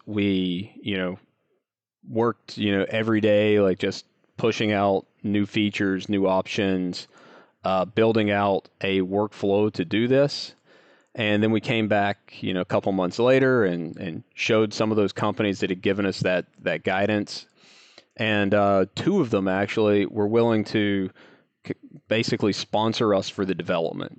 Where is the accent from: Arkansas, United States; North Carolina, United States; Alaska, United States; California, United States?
North Carolina, United States; I grew up in a little town in North Carolina, um, kind of in the, uh, in the foothills area